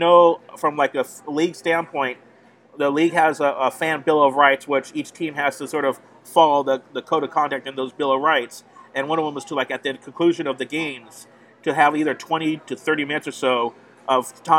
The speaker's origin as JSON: {"language": "English", "town": "San Jose", "region": "California", "country": "United States", "said": "I'm from San Jose here"}